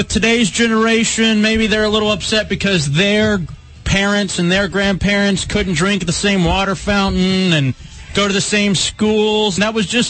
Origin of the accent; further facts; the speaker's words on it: Lubbock, Texas, United States; I was born in Lubbock, Texas